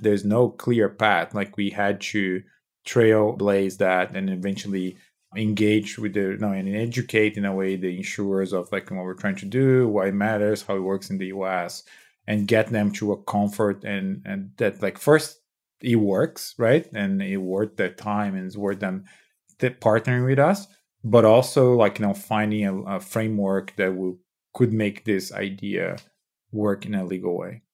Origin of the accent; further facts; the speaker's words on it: São Paulo, Brazil; moved away; I, I was born and raised in Brazil